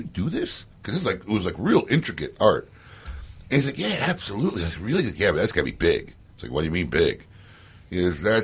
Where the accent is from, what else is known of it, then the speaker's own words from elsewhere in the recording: Chicago, Illinois, United States; my hometown, Chicago